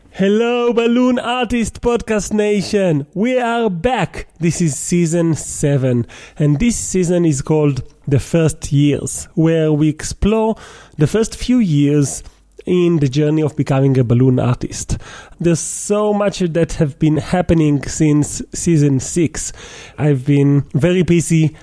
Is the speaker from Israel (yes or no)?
yes; Israel; I'm from Israel